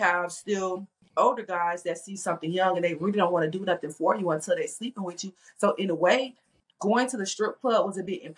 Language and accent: English; Miami, Florida, United States; also born or lived in Tampa; that's not only where I'm from